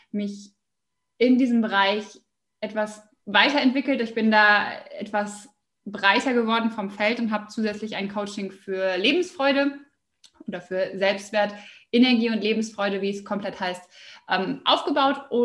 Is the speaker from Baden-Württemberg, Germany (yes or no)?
no; Osnabrück, Lower Saxony, Germany; Jawohl, also … ich komme aus Osnabrück bin jetzt 28 Jahre alt